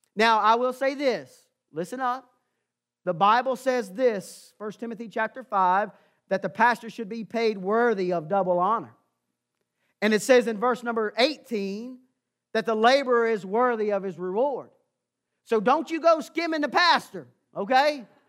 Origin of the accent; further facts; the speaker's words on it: Amherst County, Virginia, United States; I had the privilege of growing up in Amherst County